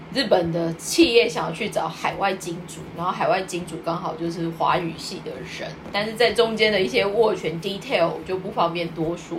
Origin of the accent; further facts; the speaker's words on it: Taiwan; now in Tokyo, Japan; 我是台湾人嘛